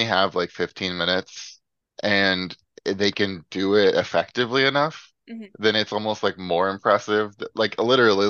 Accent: Memphis, Tennessee, United States; moved away as an adult; now in San Diego, United States; I'm from Memphis, Tennessee

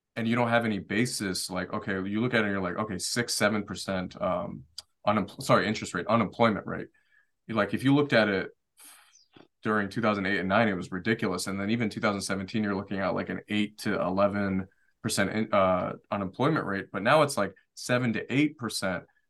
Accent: Detroit, Michigan, United States; also born or lived in Washington, D.C.; I grew up in Detroit

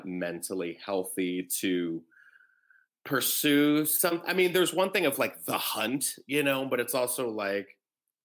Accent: Texas, United States; also born or lived in West Palm Beach, Florida / Tennessee; I was in Texas from five, from kindergarten until like high

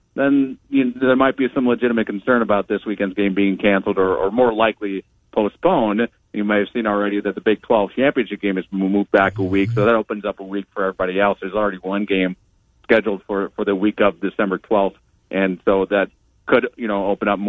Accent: Minnesota, United States; now in Ames, United States; I went up to Minnesota, my home state, visited my parents

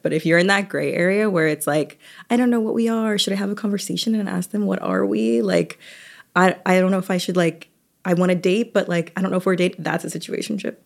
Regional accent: Atlanta, Georgia, United States; moved away; I'm from Atlanta

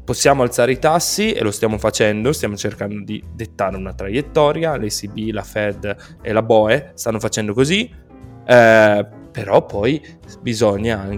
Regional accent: Bergamo, Lombardy, Italy; qua dalle nostre parti, quindi più o meno vicino a Lecco, io sono di Bergamo più o meno, ecco

